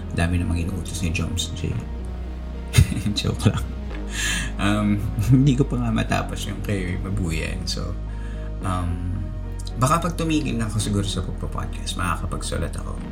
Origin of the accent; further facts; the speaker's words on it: Central Luzon, Philippines; Nung bata pa ako, nung early 90s, sobrang liit pa ng mundo ko nun. Um, kasi walang internet, ba? Diba? sa probinsya namin sa Bulacan